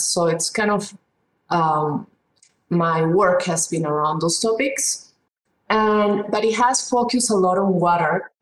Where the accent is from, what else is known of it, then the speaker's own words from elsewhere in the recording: Peru; moved away; I come originally from Peru, and uh, even though I was from a middle class family, we had water problems.